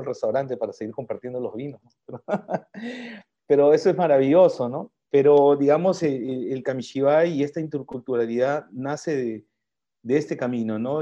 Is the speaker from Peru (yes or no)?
yes; Peru; soy peruano, pero también tengo mis raíces japonesas